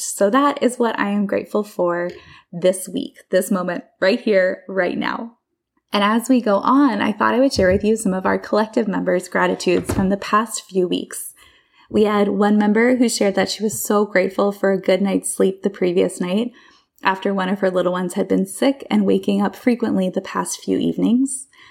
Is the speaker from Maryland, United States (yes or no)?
no; Bucks County, Pennsylvania, United States; I grew up in Bucks County, Pennsylvania